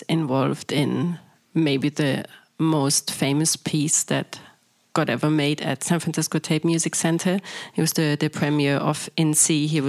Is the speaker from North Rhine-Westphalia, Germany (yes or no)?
yes; Cologne, North Rhine-Westphalia, Germany; my hometown in Cologne